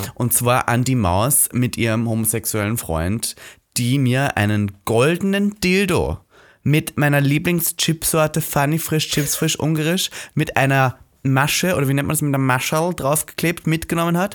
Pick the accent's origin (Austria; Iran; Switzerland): Austria; now in Berlin, Germany; ich bin zu Hause. Mhm. So Österreich zu Hause